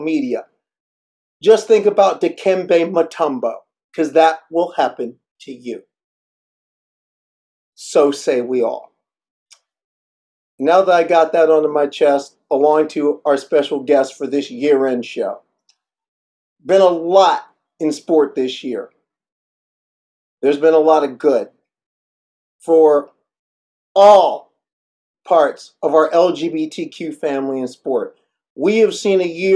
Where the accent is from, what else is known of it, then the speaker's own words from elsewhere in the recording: Midwest, United States; also born or lived in Northeast United States; now in Northeast, United States; Being a Midwesterner, I never forgot how it is to drive with snow on the ground. Of course, living in the Northeast